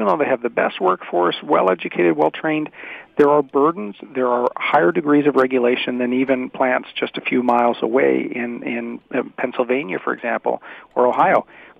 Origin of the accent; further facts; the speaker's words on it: Bowmanville, Ontario, Canada; Certainly, my dad worked at GM when I was a kid. Most of my friends growing up in Bowmanville had family connected with GM.